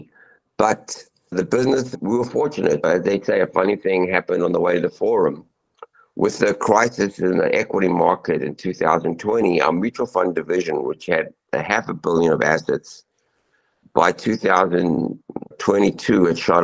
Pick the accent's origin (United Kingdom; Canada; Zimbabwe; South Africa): Zimbabwe; moved away; I'm an immigrant. I was born in Zimbabwe. I came here in 1980.